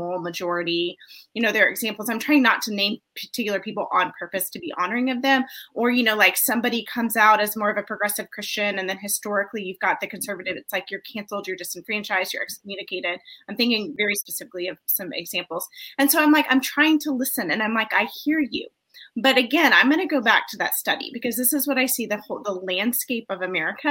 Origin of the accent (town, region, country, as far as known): United States